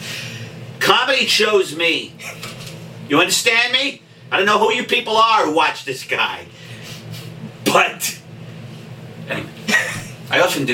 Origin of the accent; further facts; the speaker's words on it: New York City, New York, United States; also born or lived in Staten Island; I was born in Brooklyn, then we moved to Staten Island because my dad thought that was the country